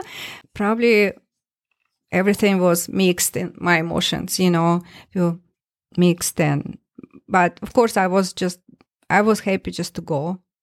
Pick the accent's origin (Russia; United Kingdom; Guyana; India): Russia; Tomsk, Tomsk Oblast; English is a second language; moved away as an adult; now in Minnesota, United States; my hometown, town, Tomsk, in Siberia